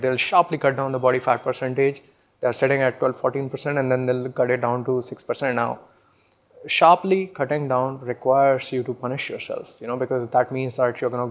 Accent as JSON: {"language": "English", "area": "Pulaha", "region": "Madhya Pradesh", "country": "India", "moved": "as an adult", "lives_now": "Pune, India", "said": "I come from Pulaha, which is a small village in the middle of Madhya Pradesh"}